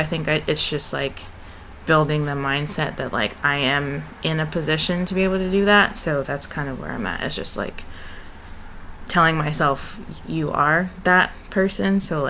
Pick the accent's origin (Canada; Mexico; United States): United States; Oakland, California; moved away; I'm from Oakland, California